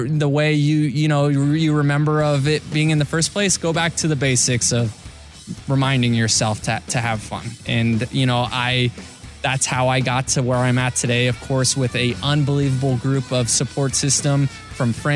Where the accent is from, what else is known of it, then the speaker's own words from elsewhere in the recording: Tampa Bay, Florida, United States; I'm playing Major League Baseball in my hometown for a team that I grew up rooting for.